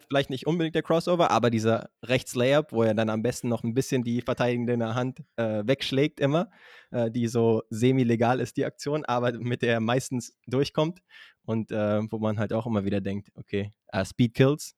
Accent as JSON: {"language": "German", "region": "Berlin", "country": "Germany", "said": "als Berliner"}